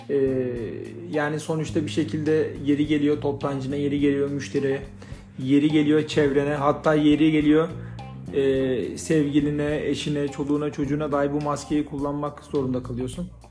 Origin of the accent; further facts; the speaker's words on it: Manisa, Turkey; Manisalıyım. E, ee, 13 yaşından beri tezgahtayım.